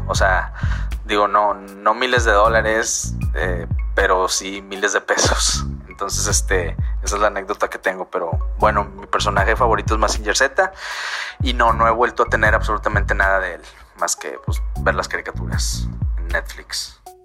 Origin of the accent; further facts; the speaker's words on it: Monterrey, Nuevo León, Mexico; soy local aquí en Monterrey, Nuevo León.